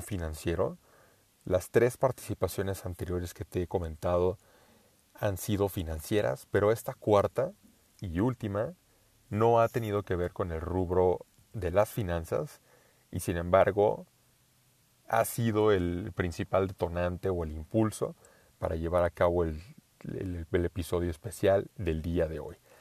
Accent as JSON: {"language": "Spanish", "country": "Mexico", "first_language": "Spanish"}